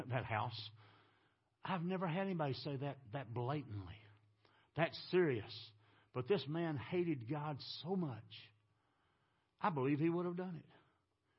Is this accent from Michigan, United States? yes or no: no; Texas, United States; I'm from Texas.